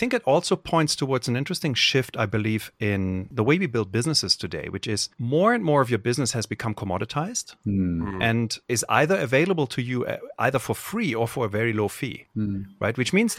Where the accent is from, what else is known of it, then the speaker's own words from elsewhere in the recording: Cologne, North Rhine-Westphalia, Germany; The first time this happened to me was when I was in college, and I grew up in Cologne, Germany.